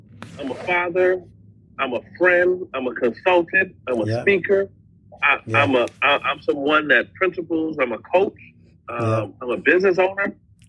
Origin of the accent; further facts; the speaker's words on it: Miami, Florida, United States; moved away; also born or lived in Buffalo, New York; I am originally from Miami, Florida.